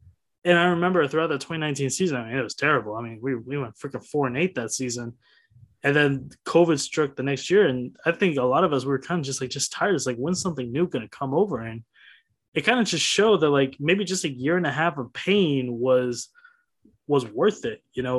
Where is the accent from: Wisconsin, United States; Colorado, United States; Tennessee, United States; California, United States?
Wisconsin, United States; Fond du Lac; someone from my hometown, Fond du Lac, Wisconsin